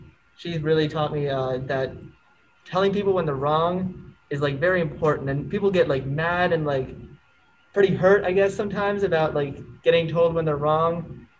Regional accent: Germany; born there; Yes, I was born in Germany.

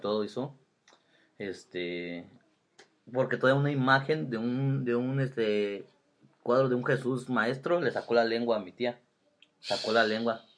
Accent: Toluca, State of Mexico, Mexico; fue cuando llegamos a vivir al centro de Toluca y ya este, ahí nos quedamos

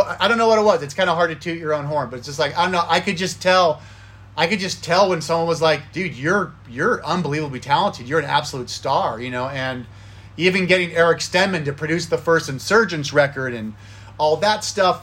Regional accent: Thousand Oaks, California, United States; I was born and raised in Thousand Oaks, California, Westlake Village, kind of the same area when I was growing up

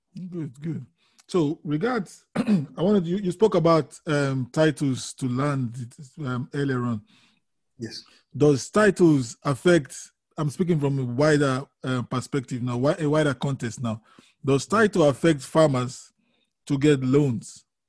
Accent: Nigeria; I'm from Nigeria originally, so not originally, I'm from Nigeria

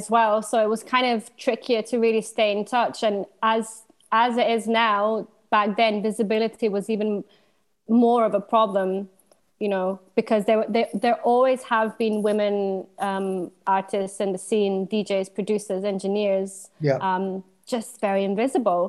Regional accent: Ljubljana, Slovenia; moved away as an adult; also born or lived in London; now in Glasgow, United Kingdom; So I'm originally from Slovenia. I'm from Ljubljana, Slovenia

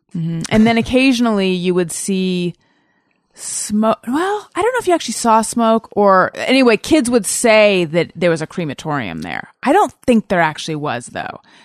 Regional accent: Orange County, California, United States; also born or lived in Oakland; I was born in Oakland and we lived there for like a year and then we moved down to Orange County

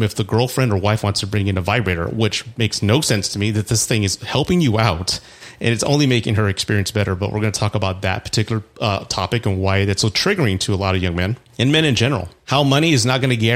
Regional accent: Texas, United States; in Texas, which is my home state

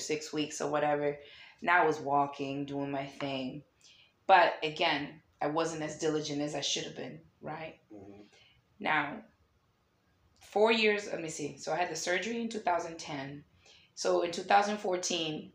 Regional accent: Lynn, Massachusetts, United States; moved away; also born or lived in Danvers, Massachusetts; where I grew up in Lynn, Mass

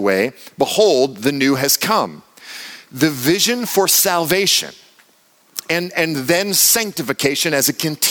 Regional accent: United States; I'm American.

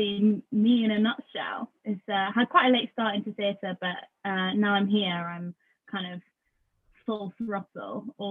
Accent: Lincolnshire, East Midlands, United Kingdom; I was born in Lincolnshire. I'm here right now, actually. I'm back home for now. But yeah, I grew up in Lincolnshire.

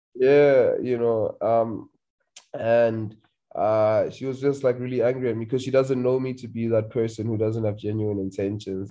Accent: Limpopo, South Africa; I'm from Limpopo

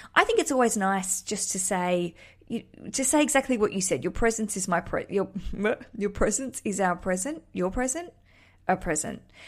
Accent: Australia

